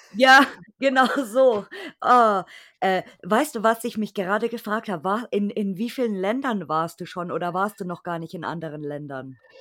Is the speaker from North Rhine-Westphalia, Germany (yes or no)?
no; Bavaria, Germany; selbst ich als, als Bayer kenne mich nicht in Bayern aus